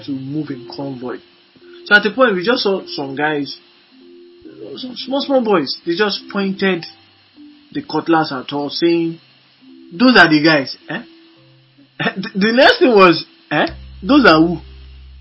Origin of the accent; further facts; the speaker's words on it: Lagos, Nigeria; I was born and brought up in Moshin, Lagos, a very wonderful environment in Lagos.